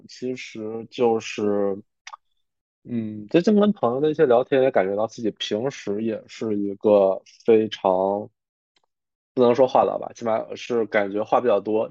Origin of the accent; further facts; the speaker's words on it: Harbin, Heilongjiang, China; 我其实从小是在，就是北方的一个 就是黑龙江的哈尔滨，就虽然是省会城市吧，但是北方嘛，其实它经济会有一些不发达